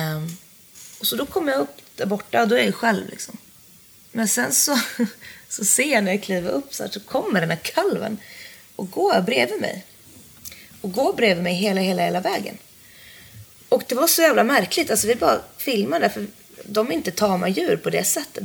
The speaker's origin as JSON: {"language": "Swedish", "town": "Jokkmokk", "region": "Norrbotten County", "country": "Sweden", "moved": "yes", "said": "från byn där jag kommer från, Jokkmokk"}